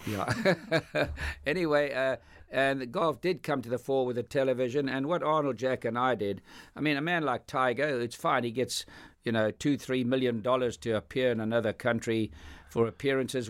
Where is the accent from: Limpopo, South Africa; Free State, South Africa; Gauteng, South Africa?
Gauteng, South Africa; Johannesburg; growing up in South Africa